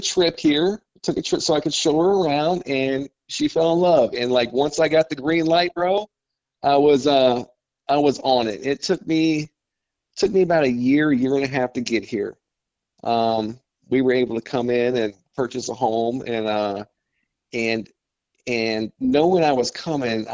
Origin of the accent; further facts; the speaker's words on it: Baldwin County, Alabama, United States; also born or lived in Miami, Florida; now in Perdido, United States; I'm originally from Baldwin County, Alabama, Daphne Fairhope area